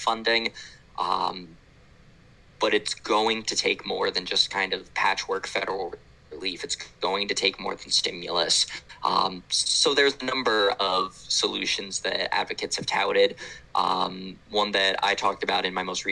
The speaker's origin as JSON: {"language": "English", "town": "Orlando", "region": "Florida", "country": "United States", "tie": "born or raised there", "said": "The city of Orlando, my hometown"}